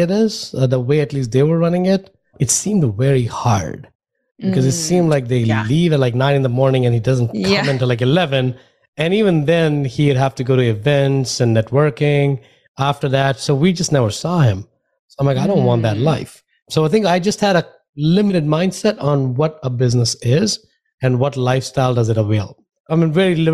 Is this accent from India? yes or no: yes; India; moved away as an adult; now in United States; I grew up in India